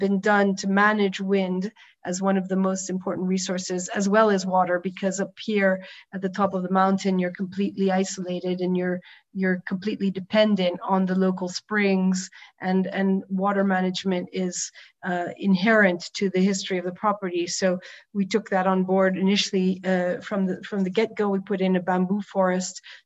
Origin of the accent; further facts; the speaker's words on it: New York, United States; moved away as an adult; also born or lived in Provence, France; now in France; as a New Yorker that was transplanted here when I met my husband